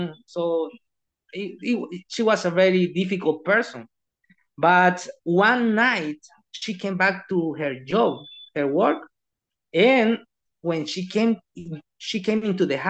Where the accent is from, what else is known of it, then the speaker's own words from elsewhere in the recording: El Salvador; I'm from El Salvador.